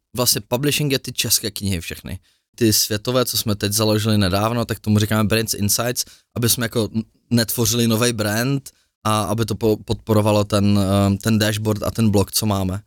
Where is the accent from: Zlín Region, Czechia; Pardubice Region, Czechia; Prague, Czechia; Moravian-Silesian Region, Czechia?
Prague, Czechia; my Pražáci